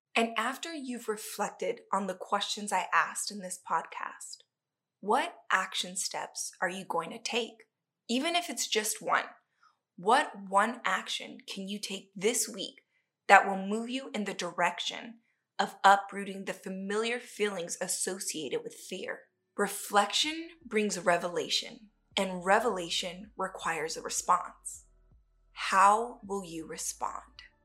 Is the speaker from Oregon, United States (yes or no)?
no; Southern California, United States; moved away as an adult; I'm originally from Southern California